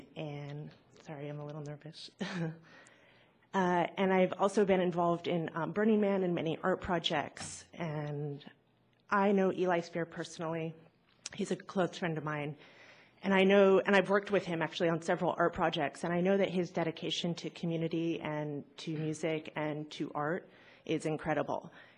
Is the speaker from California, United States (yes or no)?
yes; San Francisco, California, United States; So I grew up in San Francisco.